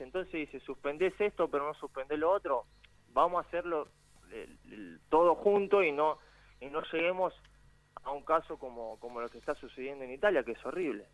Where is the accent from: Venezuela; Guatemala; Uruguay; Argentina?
Argentina; moved away as an adult; now in England; yo siendo argentino